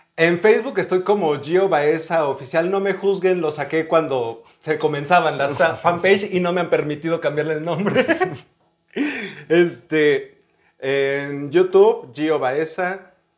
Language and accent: Spanish; León, Guanajuato, Mexico; now in Mexico City, Mexico; yo nací aquí en la Ciudad de México, pero crecí en León, Guanajuato.